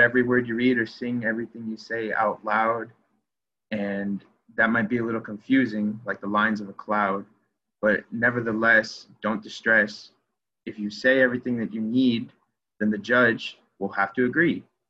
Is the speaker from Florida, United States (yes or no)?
yes; Clearwater, Florida, United States; moved away as an adult; also born or lived in Evanston, Illinois; I'm from Clearwater, Florida. I grew up in Florida